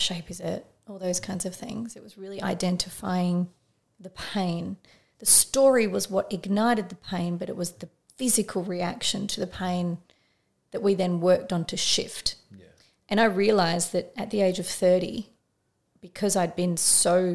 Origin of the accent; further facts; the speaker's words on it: Frankston, Victoria, Australia; I grew up in Frankston